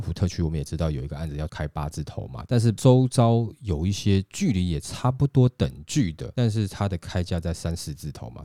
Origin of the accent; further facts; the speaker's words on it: Taiwan; 因为台积电毕竟还是我们台湾人的骄傲了